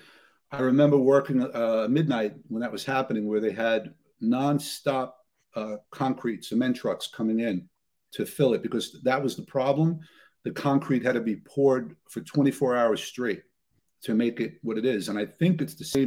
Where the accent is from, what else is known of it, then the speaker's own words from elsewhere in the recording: New York City, New York, United States; I grew up in Ridgewood in Queens